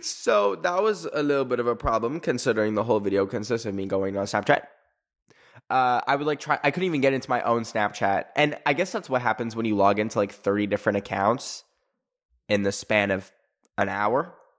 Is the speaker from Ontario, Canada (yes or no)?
no; Alberta, Canada; moved away; where I grew up in Alberta, Canada